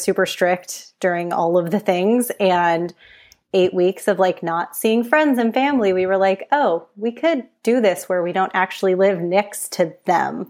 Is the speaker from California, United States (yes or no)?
yes; San Francisco Bay Area, California, United States; now in San Diego, United States; I grew up in the San Francisco Bay Area and lived there until about two years ago, and then we relocated